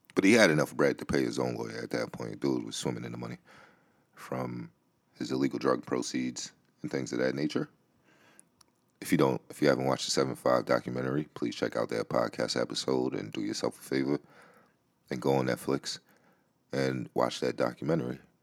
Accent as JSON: {"language": "English", "town": "New York City", "region": "New York", "country": "United States", "tie": "born or raised there", "said": "the Bronx, which is my hometown, where I grew up"}